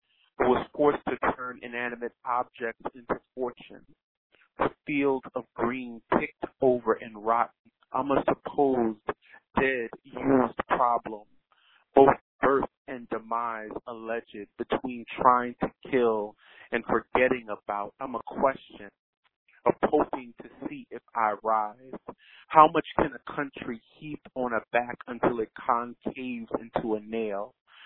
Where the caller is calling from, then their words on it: Philadelphia, Pennsylvania, United States; I'm calling from Philadelphia, PA.